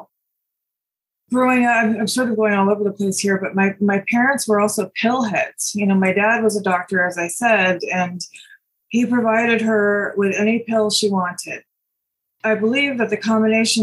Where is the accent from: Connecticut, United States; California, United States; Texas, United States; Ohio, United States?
Connecticut, United States; moved away as an adult; also born or lived in New York City, United States / Los Angeles, United States; I grew up in Connecticut, so I'm back from whence I came